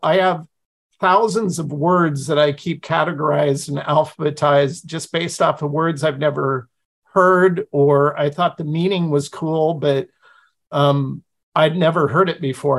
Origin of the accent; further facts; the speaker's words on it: Pacific Northwest, United States; I grew up in the Pacific Northwest with Native American tribes all around me